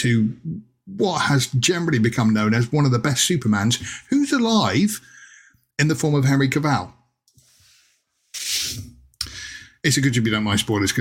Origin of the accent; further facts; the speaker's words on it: Plymouth, South West England, United Kingdom; moved away; I went down to my hometown of Plymouth in southwest England recently to see my mum, who still lives down there